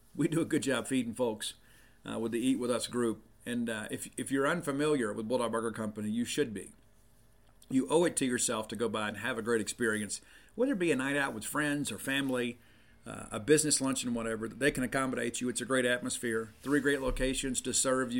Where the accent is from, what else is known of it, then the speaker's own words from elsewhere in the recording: South Mississippi, United States; moved away; I'm from South Mississippi